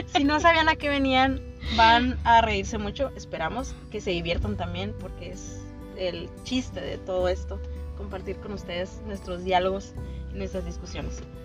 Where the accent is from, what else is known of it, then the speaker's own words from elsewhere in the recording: Mexico; somos un podcast mexicano